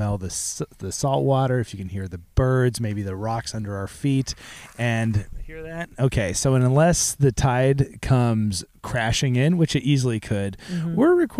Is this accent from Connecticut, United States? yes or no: no; Seattle, Washington, United States; Yeah, we're stinky Seattle kids.